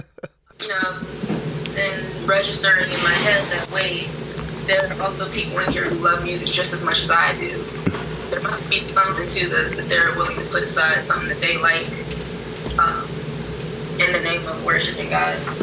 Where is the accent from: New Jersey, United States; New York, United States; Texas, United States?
New Jersey, United States; central; also born or lived in Hampton Roads, Virginia / Washington, D.C. / Nashville, Tennessee; I grew up in central New Jersey, but I was born in Virginia at Hampton Roads, so I wasn't down there very long